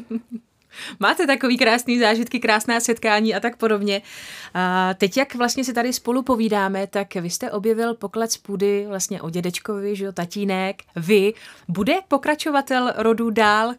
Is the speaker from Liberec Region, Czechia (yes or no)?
yes; Česká Lípa, Liberec Region, Czechia; also born or lived in Rumburk; Já jsem vlastně rodačka z České Lípy, bydlela jsem tam patnáct let